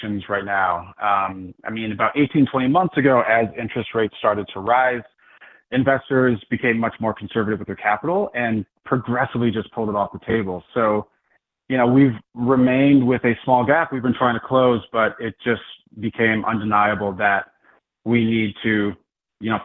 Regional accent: Buffalo, New York, United States; moved away as an adult; I'm from Buffalo

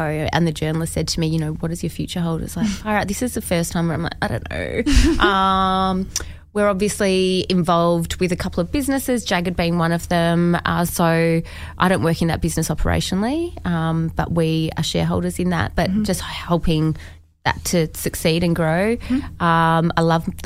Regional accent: Perth, Western Australia, Australia; I grew up in Perth

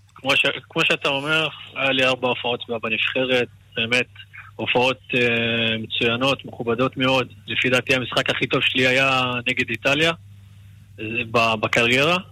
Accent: Israel; moved away as an adult; now in Bucharest, Romania; פה גדלתי ו... ולפה אני שייך

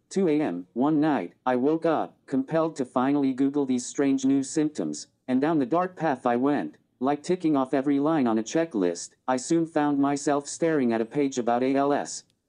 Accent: Lawrence, Kansas, United States; moved away as an adult; also born or lived in Saint Louis; I grew up in Lawrence, pretty normal childhood

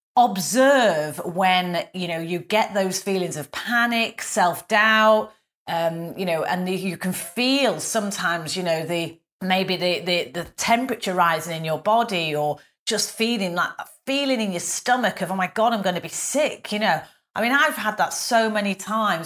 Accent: the north of England, United Kingdom; accent: northern; me with my northern accent

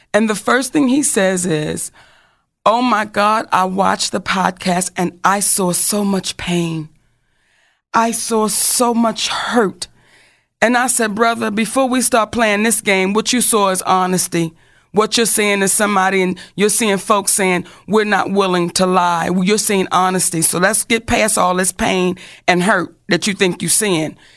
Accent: Baltimore, Maryland, United States; I'm from Baltimore

